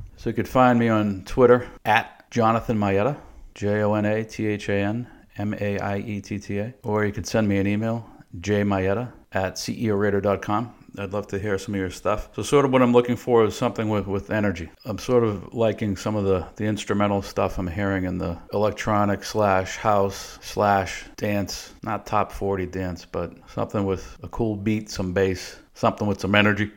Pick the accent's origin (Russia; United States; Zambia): United States; Boston, Massachusetts; moved away as an adult; also born or lived in Dallas, Texas; We're originally from the Boston area, sort of born and raised there